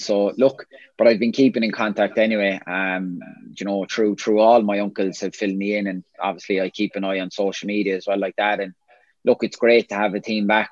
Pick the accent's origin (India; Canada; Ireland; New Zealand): Ireland; Limerick, Munster; born or raised there; moved away as an adult; also born or lived in Scotland